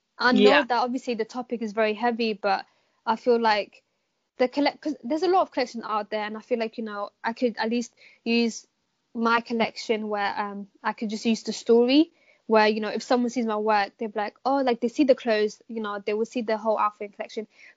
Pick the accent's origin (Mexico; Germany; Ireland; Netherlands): Netherlands; Amsterdam, North Holland; now in London, United Kingdom; me being born and raised in Amsterdam